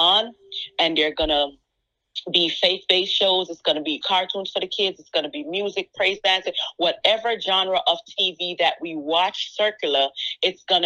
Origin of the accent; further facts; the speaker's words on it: Jamaica; accent: Jamaican; And my accent, it was something that held me back, because I felt like, you know, I have an accent. I'm Jamaican